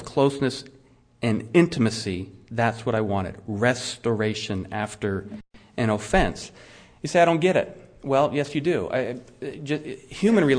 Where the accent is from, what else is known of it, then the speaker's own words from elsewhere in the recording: United States; I'm an American Christian